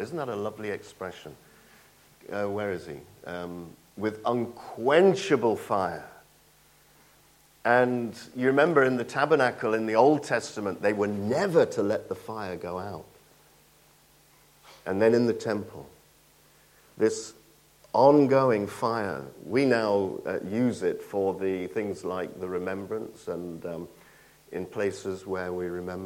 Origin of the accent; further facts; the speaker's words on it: Nottingham, East Midlands, United Kingdom; moved away; I'm from Nottingham